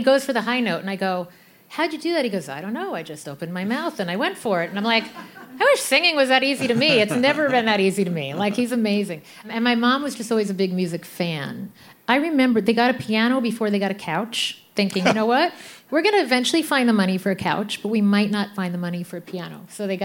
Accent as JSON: {"language": "English", "area": "Long Island", "region": "New York", "country": "United States", "tie": "born or raised there", "also_born_or_lived": "Brooklyn, New York", "said": "I grew up with the Italians. I grew up on Long Island"}